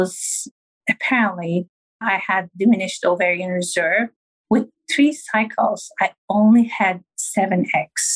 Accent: Turkey; moved away; I'm originally from Turkey

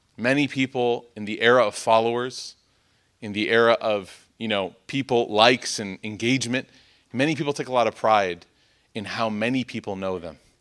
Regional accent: Chicago, Illinois, United States; I'm from Chicago

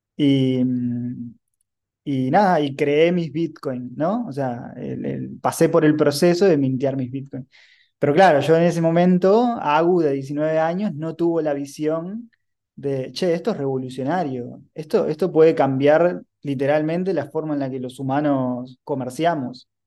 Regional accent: Uruguay; soy un emprendedor uruguayo

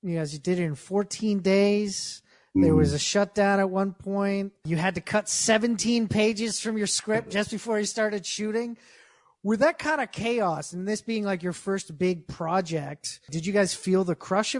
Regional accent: Canada; I'm Canadian

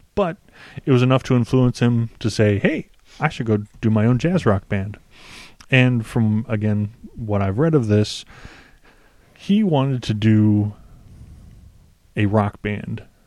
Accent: United States; I'm an American

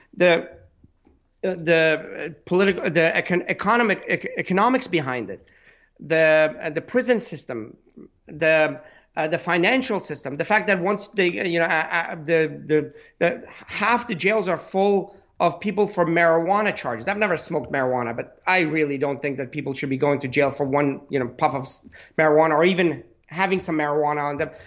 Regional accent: Pittsburgh, Pennsylvania, United States; I'm from Pittsburgh

